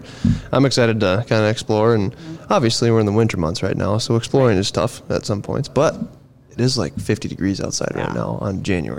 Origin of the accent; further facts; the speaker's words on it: Watertown, South Dakota, United States; I've kind of stuck around my hometown, that Watertown area.